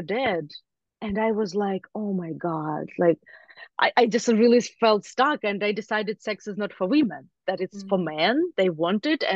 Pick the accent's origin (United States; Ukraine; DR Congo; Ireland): Ukraine; moved away; I grew up in Ukraine